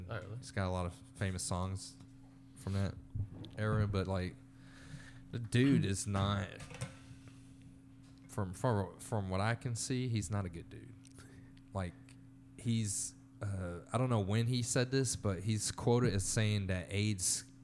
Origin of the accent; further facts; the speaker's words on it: Texas, United States; My bad. I'm from Texas. yeah. Sorry. We we have law and order where we come from.